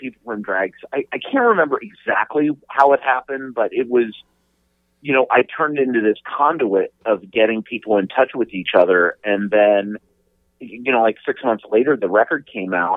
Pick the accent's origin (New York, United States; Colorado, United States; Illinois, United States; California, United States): Colorado, United States; moved away; also born or lived in Pennsylvania; I grew up in Colorado